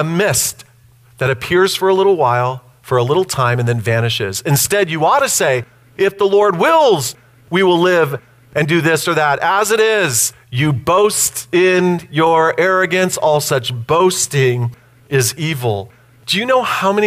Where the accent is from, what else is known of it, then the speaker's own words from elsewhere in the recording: United States; I'm an American